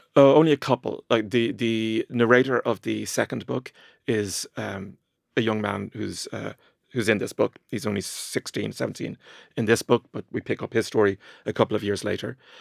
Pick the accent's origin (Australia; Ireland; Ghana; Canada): Ireland; growing up in Ireland in the 80s and 90s